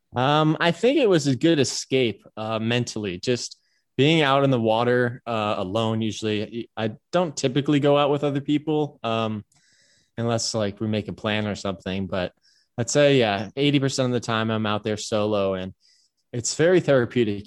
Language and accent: English; Cleveland, Ohio, United States; moved away as an adult; also born or lived in Pasadena, California; now in Hawaii, United States; I began kindergarten in Cleveland and grew up in Cleveland, uh, Shaker Heights, Ohio